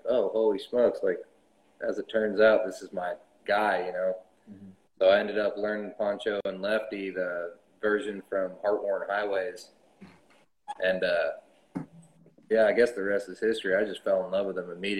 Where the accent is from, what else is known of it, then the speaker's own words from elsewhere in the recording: Knoxville, Tennessee, United States; now in Costa Mesa, United States; I'm living in Costa Mesa, as it turns out now. But I was born and raised in Knoxville, Tennessee, Halls County